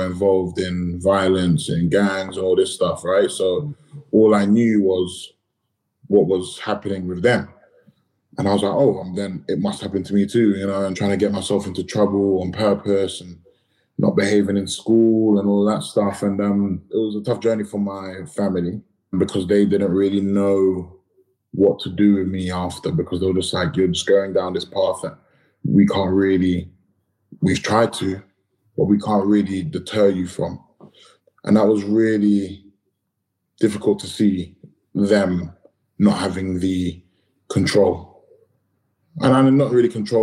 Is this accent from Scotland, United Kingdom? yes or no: no; London, United Kingdom; I grew up in Battersea